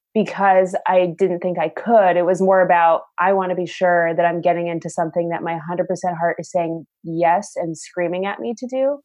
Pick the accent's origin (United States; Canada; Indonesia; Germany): United States; Southern California; I'm originally from Southern California